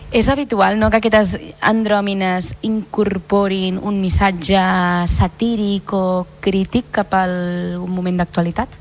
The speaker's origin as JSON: {"language": "Catalan", "town": "Tarragona", "region": "Catalonia", "country": "Spain", "said": "els que som de Tarragona"}